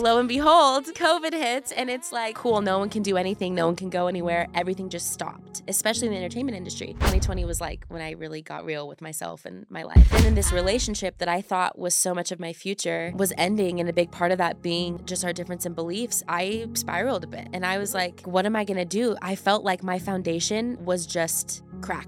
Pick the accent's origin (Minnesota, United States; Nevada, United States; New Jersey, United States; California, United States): California, United States; moved away as an adult; now in Utah, United States; growing up in California, moving to Utah 'cause I thought I wanted to be a dental hygienist